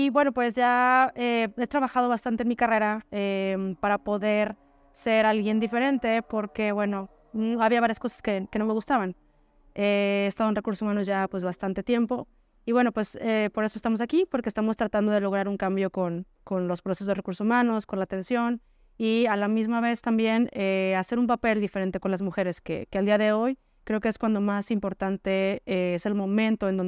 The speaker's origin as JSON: {"language": "Spanish", "town": "Zapopan", "region": "Jalisco", "country": "Mexico", "tie": "born or raised there", "said": "originaria de Jalisco, nací en Zapopan, eh, pues prácticamente toda mi vida he vivido aquí, mis estudios, todo."}